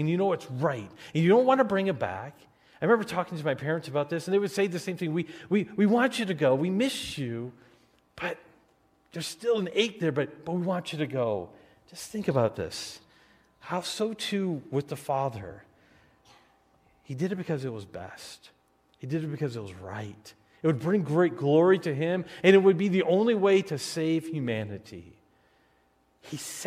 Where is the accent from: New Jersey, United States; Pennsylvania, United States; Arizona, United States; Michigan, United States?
Michigan, United States; Detroit; moved away as an adult; now in Wisconsin, United States; I was going back to Detroit for Thanksgiving break